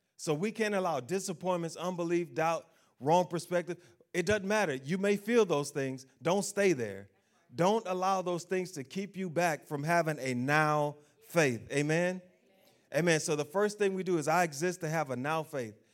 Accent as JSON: {"language": "English", "country": "United States", "said": "I'm an American"}